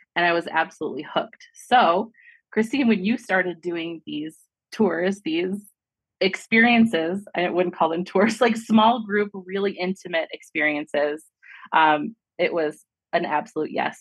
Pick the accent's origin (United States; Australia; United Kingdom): United States; Michigan; now in Colorado, United States; I grew up in Michigan.